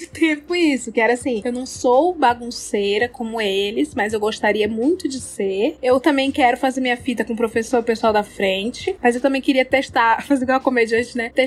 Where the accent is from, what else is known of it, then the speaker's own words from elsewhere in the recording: Ceará, Brazil; born there; eu nasci no Ceará e tive essa infância muito maluca